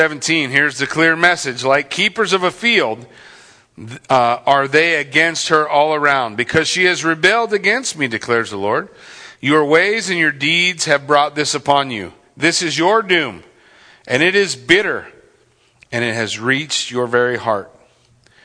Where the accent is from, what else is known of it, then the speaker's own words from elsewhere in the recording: Yucaipa, California, United States; I grew up in Yucaipa in California.